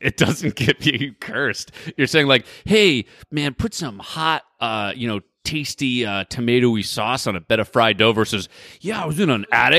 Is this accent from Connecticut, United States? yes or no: yes; Connecticut, United States; me and the other Connecticut person.